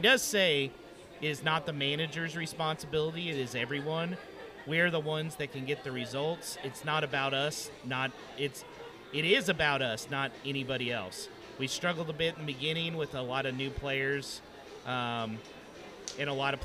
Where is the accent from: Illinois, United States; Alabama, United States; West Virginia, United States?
Alabama, United States; I grew up in Alabama